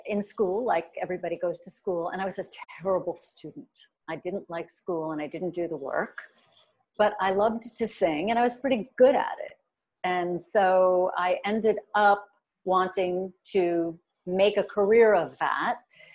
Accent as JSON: {"language": "English", "region": "New York metropolitan area", "country": "United States", "tie": "born or raised there", "also_born_or_lived": "Kent, Ohio", "said": "I'm from the Metro New York area all my life"}